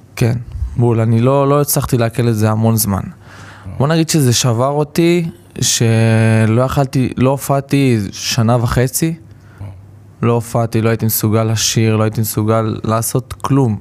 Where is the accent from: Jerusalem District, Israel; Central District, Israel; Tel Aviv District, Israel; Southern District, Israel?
Central District, Israel; Rishon LeZion; אני גדלתי בראשון לציון ברמת אליהו